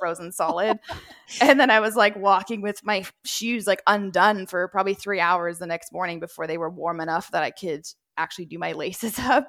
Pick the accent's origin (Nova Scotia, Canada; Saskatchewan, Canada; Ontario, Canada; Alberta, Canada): Alberta, Canada; Edmonton; I was born and raised in Edmonton